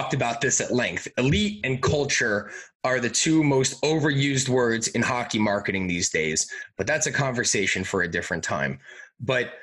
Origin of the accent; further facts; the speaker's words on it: Long Island, New York, United States; moved away; growing up on Long Island, I lived 5 minutes away from the rink